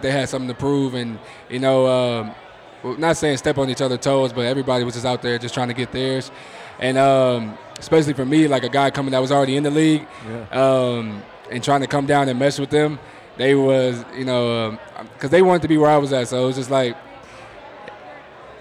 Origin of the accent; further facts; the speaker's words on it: Houston, Texas, United States; now in Denver, United States; I'm from Houston